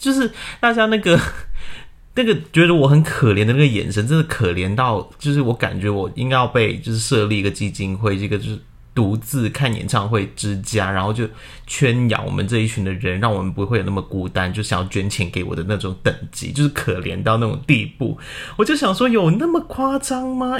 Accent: Hong Kong; moved away as an adult; also born or lived in Guangdong, China; now in Taiwan; 我在广东出生，然后在香港长大然后一直到现在就来到了台湾念研究所

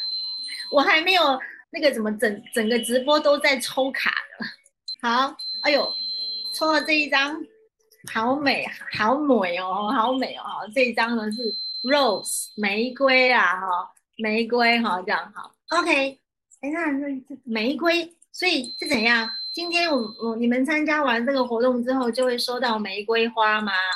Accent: Taiwan; 我是台湾的，呃，教导灵性课程的老师

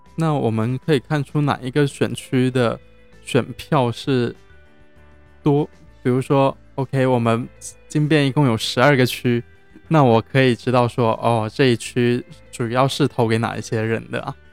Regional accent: Zhejiang, China; now in Cambodia; 我是浙江的

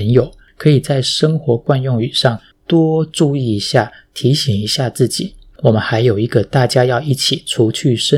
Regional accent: Taiwan; also born or lived in Fujian (ancestry); now in Hong Kong; 这可能是身为台湾人天生的那一点点的小体贴吧。

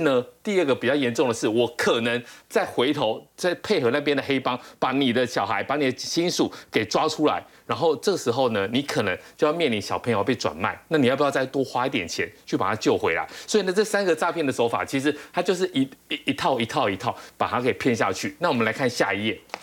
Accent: Taiwan; 比如说我们台湾人被骗去

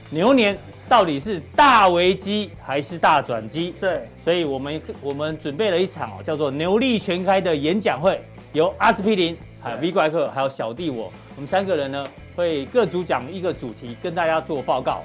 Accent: Taiwan; 台湾人的生活其实跟国际上面其实几乎没有受到影响

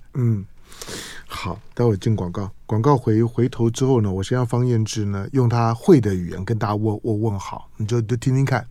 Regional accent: Taiwan; 我是在眷村里面长大的

